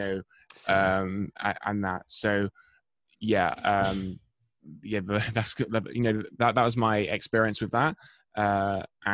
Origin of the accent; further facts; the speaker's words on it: England, United Kingdom; I'm from England.